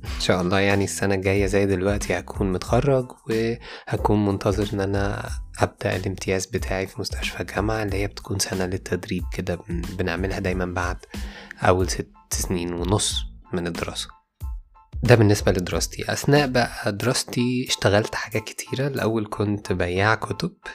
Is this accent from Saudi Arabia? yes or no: no; Egypt; بتاعنا كمصريين